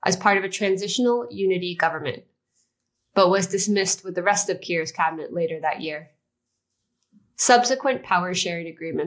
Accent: United States; I grew up in the United States

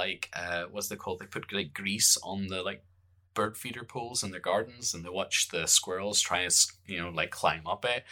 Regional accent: Bangor, Northern Ireland, United Kingdom; accent: Northern Irish; I grew up in the Northern Irish Bangor

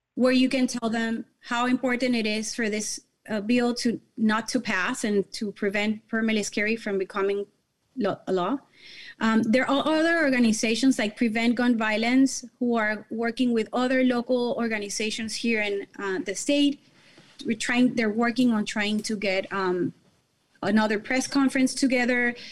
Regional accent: Caracas, Capital District, Venezuela; now in Miami, United States; I was born and raised in Caracas, Venezuela, but I moved to this beautiful country about twenty-three years ago

